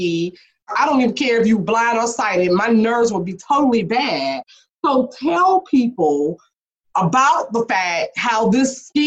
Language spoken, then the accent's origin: English; the South, United States; I'm from the South.